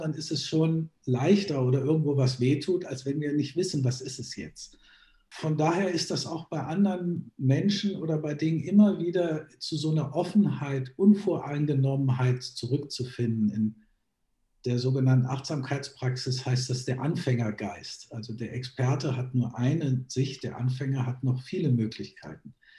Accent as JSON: {"language": "German", "country": "Germany", "tie": "born or raised there", "also_born_or_lived": "Graz, Austria (half Styrian by ancestry)", "said": "ich bin zwar in Deutschland aufgewachsen, aber eben halber Steirer"}